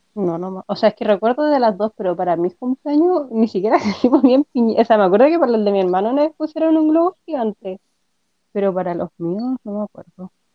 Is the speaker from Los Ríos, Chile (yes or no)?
no; Rancagua, O'Higgins, Chile; also born or lived in San Fernando; yo también nací en Rancagua